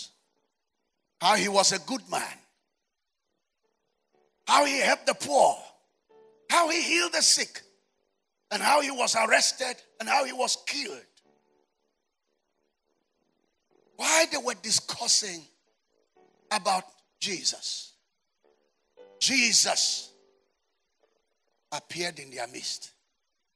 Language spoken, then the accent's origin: English; Nigeria; We are British colony